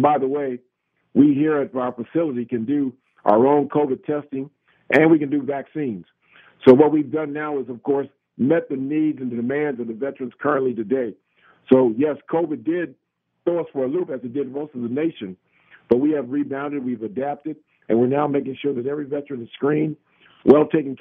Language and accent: English; United States; we as Americans